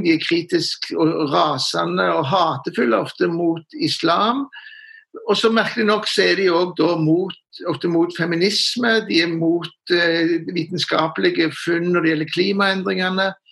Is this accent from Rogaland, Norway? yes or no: yes; Stavanger, Rogaland, Norway; moved away as an adult; also born or lived in Oslo / Trondheim; jeg er jo Siddis fra Stavanger, fra Sølvberget.